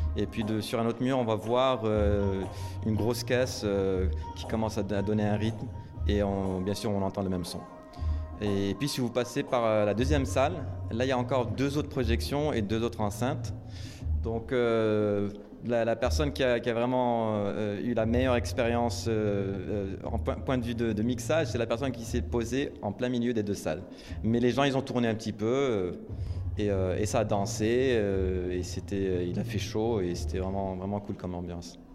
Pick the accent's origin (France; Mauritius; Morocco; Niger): Morocco; moved away; j'ai grandi au Maroc